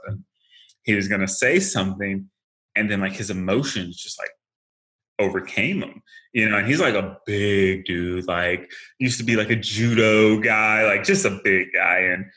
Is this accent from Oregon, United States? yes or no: no; Paducah, Kentucky, United States; moved away as an adult; my hometown, which is a very, really small town, Paducah, Kentucky